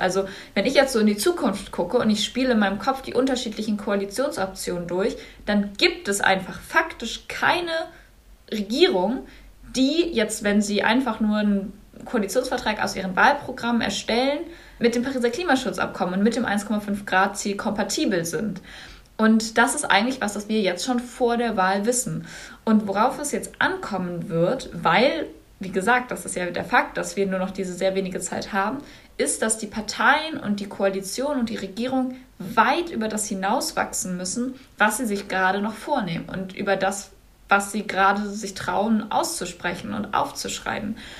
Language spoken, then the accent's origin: German; North Rhine-Westphalia, Germany; ich komme aus Nordrhein-Westfalen